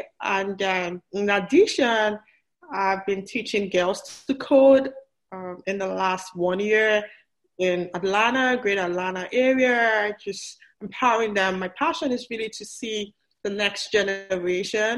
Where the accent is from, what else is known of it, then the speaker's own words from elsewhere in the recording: Nigeria; moved away as an adult; also born or lived in Port Harcourt; I was born in Nigeria. I went to college in Nigeria. I got my PhD in Nigeria